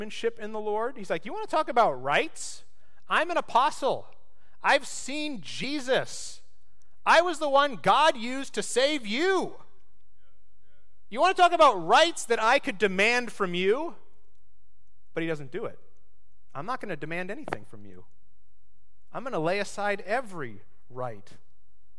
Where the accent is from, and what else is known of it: United States